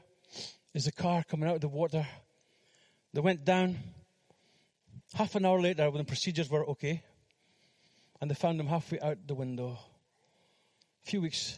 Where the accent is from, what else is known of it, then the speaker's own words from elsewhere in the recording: Fraserburgh, Scotland, United Kingdom; moved away as an adult; also born or lived in Philippines; we went to Fraserburgh, my hometown